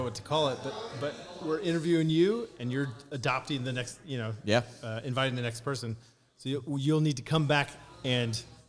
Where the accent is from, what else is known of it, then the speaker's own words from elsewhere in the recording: Indiana, United States; moved away as an adult; also born or lived in St. Louis area; I'm a Hoosier.